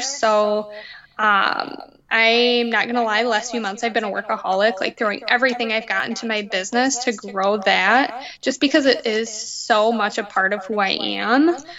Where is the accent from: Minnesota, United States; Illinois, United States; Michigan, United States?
Michigan, United States; Muskegon; I grew up in Muskegon